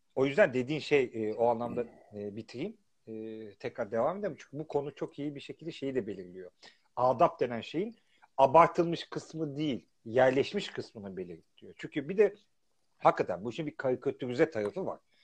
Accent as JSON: {"language": "Turkish", "country": "Turkey", "moved": "yes", "lives_now": "London, United Kingdom", "said": "biz Türkiye'liyiz artık"}